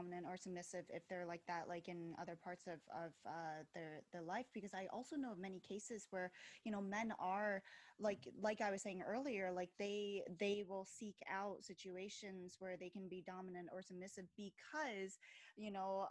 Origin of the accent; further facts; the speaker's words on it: Philadelphia, Pennsylvania, United States; I'm from Philadelphia